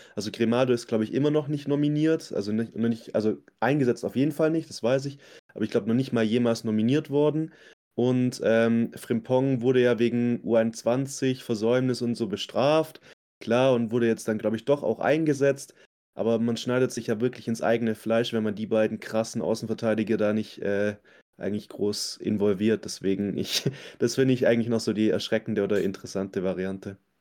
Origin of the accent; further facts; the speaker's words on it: Swabia, Baden-Württemberg, Germany; als Schwabe